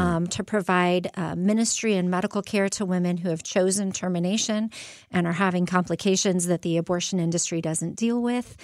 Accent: Phoenix, Arizona, United States; now in Quad Cities, United States; I'm from Phoenix

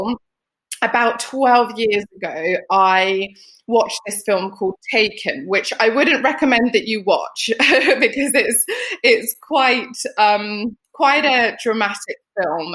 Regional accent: United Kingdom; also born or lived in Lapland, Finland; we moved to the UK when I was 7

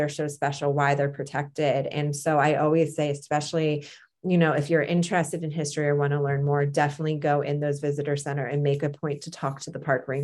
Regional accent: East Coast, United States; I grew up on the East Coast

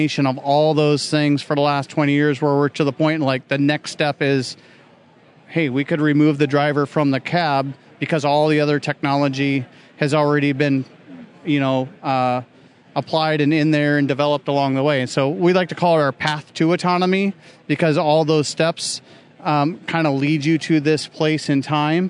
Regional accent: South Dakota, United States; I grew up in South Dakota area

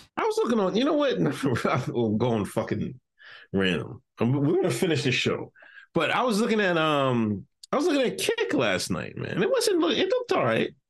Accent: Exeter, Pennsylvania, United States; I'm from Exeter, Pennsylvania.

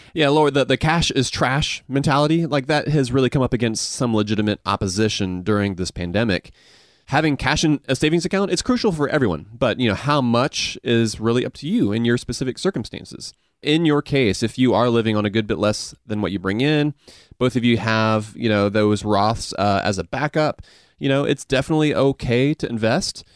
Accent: Augusta, Georgia, United States; accent: Southern mixed with Asian; I grew up in Augusta

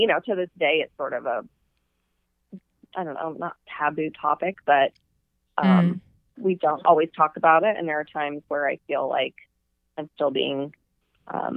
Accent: Southern California, United States; moved away as an adult; also born or lived in Texas / Dallas; I'm from Southern California and I went to college in Texas.

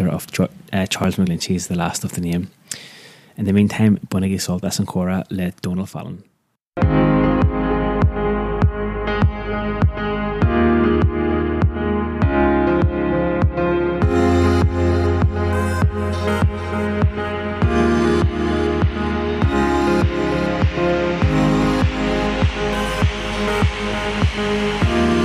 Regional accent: Belfast, Northern Ireland, United Kingdom; moved away; my first whole half of my life growing up in Belfast and then moving down to the south

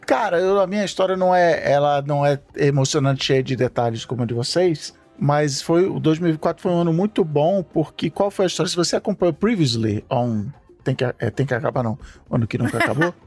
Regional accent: Rio de Janeiro, Brazil; eu morei a minha vida inteira na Ilha do Governador

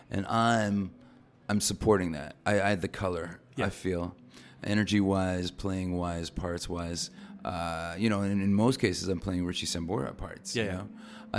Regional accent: Toronto, Ontario, Canada; moved away; I'm from Canada, right? Know, fine. So I grew up in Toronto.

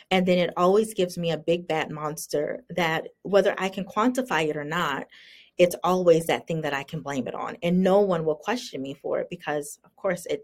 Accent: the South, United States; and I grew up in the South. Um, which has very strong racial undertones.

